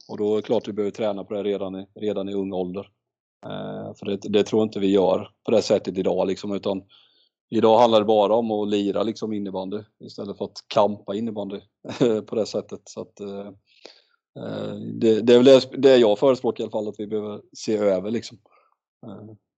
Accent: Mullsjö, Jönköping County, Sweden; när jag växte upp i Mullsjö

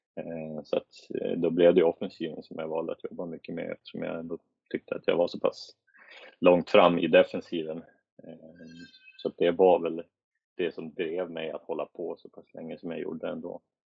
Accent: Sweden; moved away as an adult; jag var svensk

